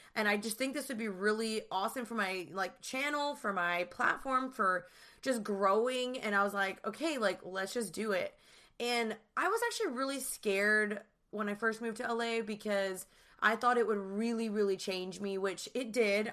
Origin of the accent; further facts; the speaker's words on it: Dallas, Texas, United States; moved away as an adult; also born or lived in Austin; now in Los Angeles, United States; I'm originally from Dallas, and I moved to L A three years ago